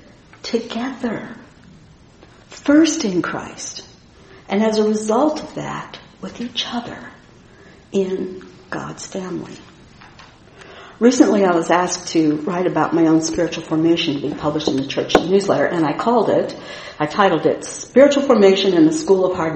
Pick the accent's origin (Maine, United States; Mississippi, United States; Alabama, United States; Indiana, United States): Indiana, United States; the tough, independent, and self-sufficient Midwesterner that I am from Indiana